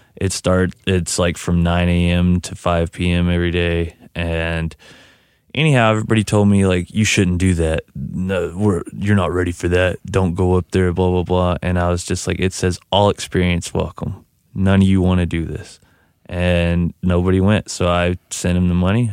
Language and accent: English; Crane, Texas, United States; I'm from Crane, Texas, in West Texas, which is directly in between El Paso and Dallas